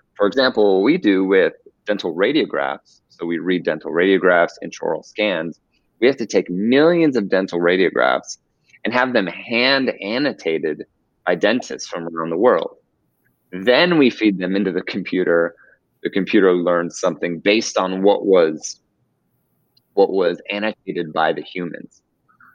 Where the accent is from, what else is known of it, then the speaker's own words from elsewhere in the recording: Orange County, California, United States; also born or lived in Beverly Hills, California; I am originally from Orange County, California, kind of by Disneyland